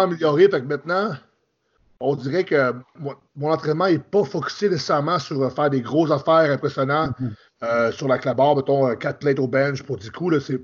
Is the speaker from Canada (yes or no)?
yes; Quebec, Canada; moved away as an adult; now in Ontario, Canada; Je suis euh, français du Canada. Dans j'ai grandi au Québec. Là, j'habite en Ontario.